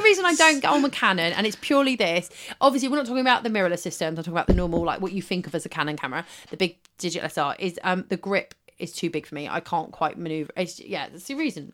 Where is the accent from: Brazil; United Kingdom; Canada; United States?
United Kingdom; West Country, South West England; I was from the West Country